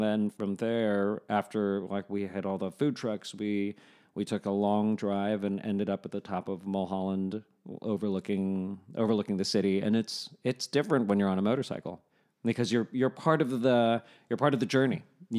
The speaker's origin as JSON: {"language": "English", "town": "Annandale", "region": "Virginia", "country": "United States", "also_born_or_lived": "New York", "moved": "yes", "lives_now": "Los Angeles, United States", "said": "I'm from Virginia."}